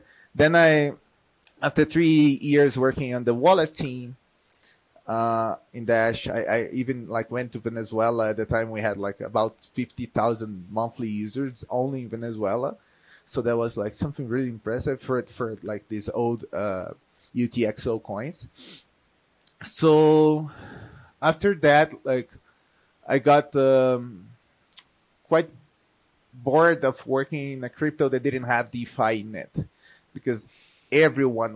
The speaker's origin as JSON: {"language": "English", "country": "Brazil", "moved": "as an adult", "lives_now": "Colombia", "said": "I am from Brazil, but I live in the past, for the past 7 years, I live in Colombia"}